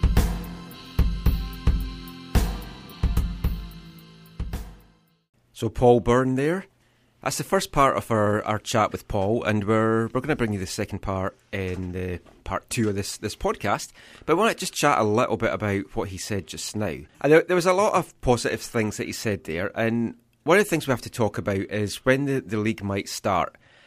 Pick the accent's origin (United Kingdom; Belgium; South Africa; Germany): United Kingdom; Scotland; as a Scottish person